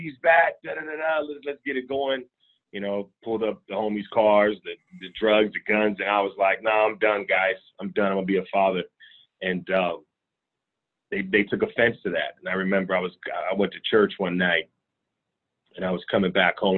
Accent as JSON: {"language": "English", "town": "Richmond", "region": "California", "country": "United States", "tie": "born or raised there", "said": "born and raised in Richmond, California."}